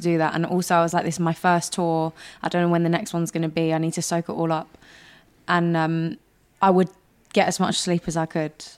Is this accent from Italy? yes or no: no; London, United Kingdom; I'm a girl from North London